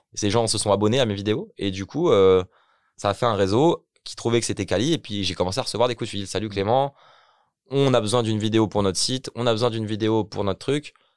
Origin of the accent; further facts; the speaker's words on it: Ermont, Île-de-France, France; moved away as an adult; also born or lived in Belgium; moi-même je viens d'Hermont, donc Hermont c'est une petite ville dans le 95, que j'ai grandi à Hermont